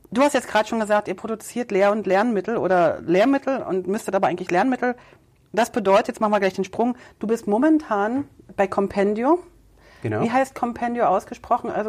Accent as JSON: {"language": "German", "region": "East Germany", "country": "Germany", "tie": "born or raised there", "said": "weil ich bin ja noch in einem Kulturkreis groß geworden in der DDR."}